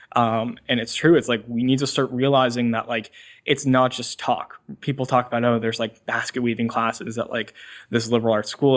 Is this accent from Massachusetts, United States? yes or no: yes; Swampscott, Massachusetts, United States; I'm from Swampscott, Massachusetts